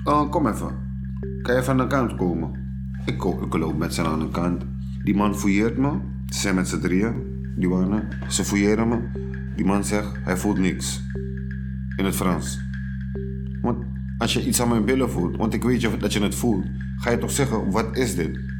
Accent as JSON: {"language": "Dutch", "country": "Suriname", "tie": "born or raised there", "moved": "yes", "lives_now": "Netherlands"}